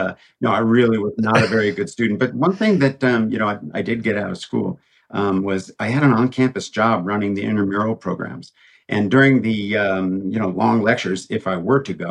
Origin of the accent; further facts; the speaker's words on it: New Jersey, United States; I grew up in New Jersey